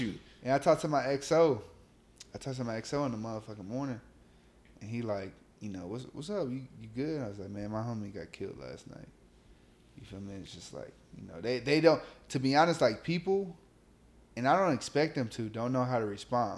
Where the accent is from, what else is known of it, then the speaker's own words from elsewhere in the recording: Los Angeles, California, United States; also born or lived in Long Beach / Inglewood / Compton / Gardena; I'm from South Central LA.